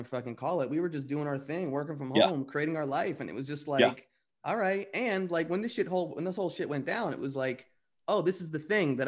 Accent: Wayne, New Jersey, United States; I was born and raised in New Jersey

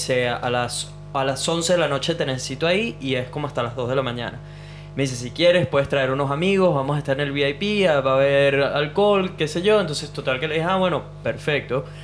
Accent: Venezuela; moved away; ¿Qué piensan de nosotros como venezolanos?

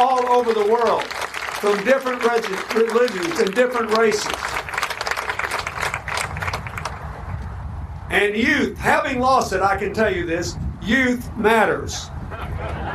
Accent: Arkansas, United States; when I was a boy growing up in Arkansas

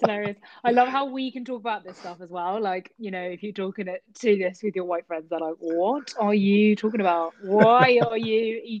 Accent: Oxford, South East England, United Kingdom; I thought that obviously growing up in Oxford was rare enough

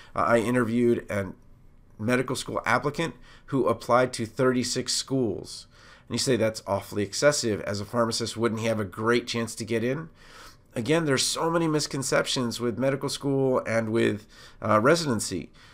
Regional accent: Montgomery County, Maryland, United States; I'm from Montgomery County, Maryland

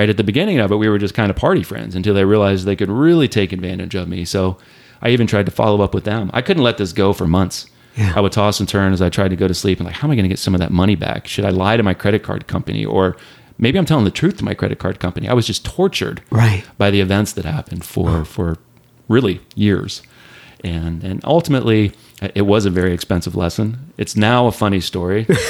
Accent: Southwest Ohio, United States; moved away as an adult; also born or lived in Northern California; I grew up in Ohio, Southwest Ohio. So a couple of different small towns in Ohio

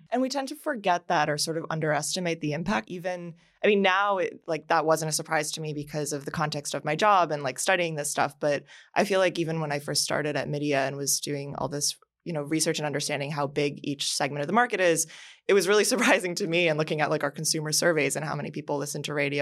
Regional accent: Miami, Florida, United States; growing up in Miami

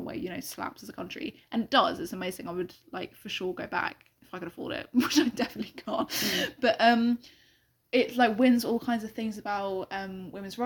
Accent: London, United Kingdom; as a Londoner

